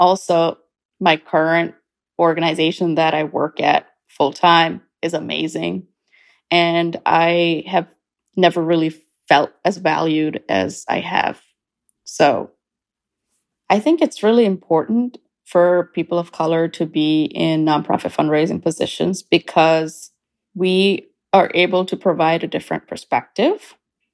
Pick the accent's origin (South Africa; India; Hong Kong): India; also born or lived in Kuwait / Canada; now in United States; I was born in India, and I am an Indian Canadian who's about to become an American. I've lived in 4 different countries. I grew up in India, Kuwait, Canada, and the US.